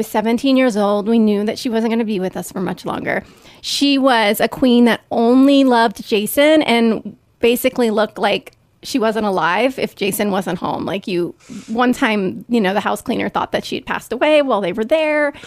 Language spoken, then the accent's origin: English; Northern Kentucky, United States; I grew up in Northern Kentucky